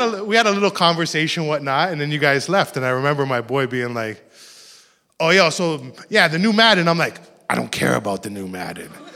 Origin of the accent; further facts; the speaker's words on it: Toronto, Ontario, Canada; I grew up in Rexdale, which is not too far from here